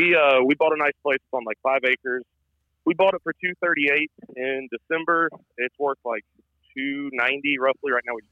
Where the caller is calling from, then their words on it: Good Hope, Georgia, United States; I'm in Good Hope, Georgia, right outside of Athens, Georgia.